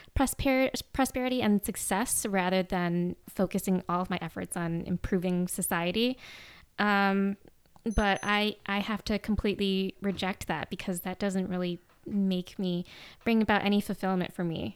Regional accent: suburbs of Chicago, Illinois, United States; moved away as an adult; also born or lived in Vietnam; now in Los Angeles, United States; I lived in the suburbs of Chicago

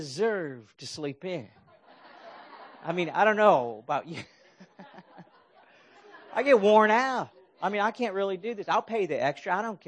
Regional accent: Akron, Ohio, United States; moved away as an adult; also born or lived in Bay Area, California; now in California, United States; I'm from Akron. I grew up in Akron, Ohio. And I knew that I'd been a California transplant, you know, for more than half my life now.

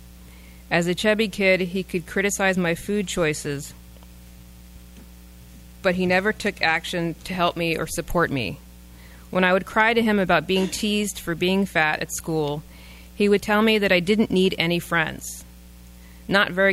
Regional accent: East Coast, United States; I grew up on the East Coast, so it was cold in the winter

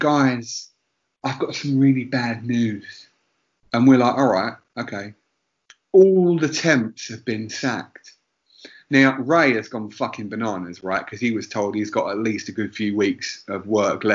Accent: Essex, East of England, United Kingdom; we're all from Essex

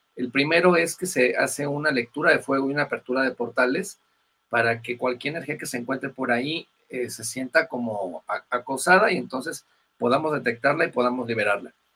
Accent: Querétaro, Mexico; moved away as an adult; also born or lived in Mexico City; now in Bogotá, Colombia; yo soy originario de Querétaro, ya eh, acá tengo cinco años en Bogotá

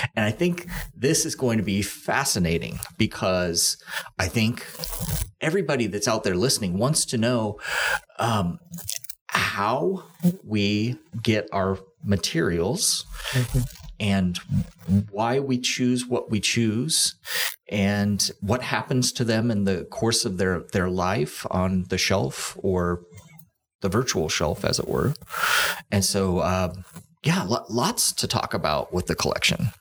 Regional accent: Olathe, Kansas, United States; I grew up in Olathe, which is 151st Street

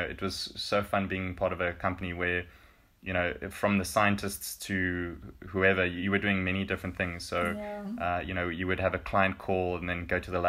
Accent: South Africa; moved away as an adult; now in Finland; as a South African

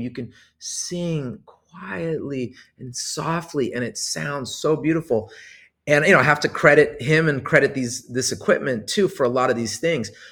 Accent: Los Angeles, California, United States; I was born in Hollywood, grew up in Los Angeles my whole life

